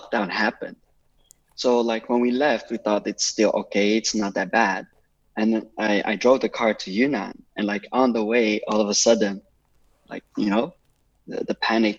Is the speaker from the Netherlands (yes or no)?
yes; Amsterdam, North Holland, Netherlands; moved away as an adult; now in Foshan, China; I'm from Amsterdam.